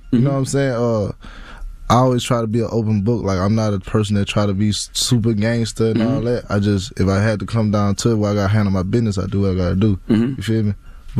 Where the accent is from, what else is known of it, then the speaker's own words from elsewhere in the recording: Baton Rouge, Louisiana, United States; Baton Rouge, Louisiana.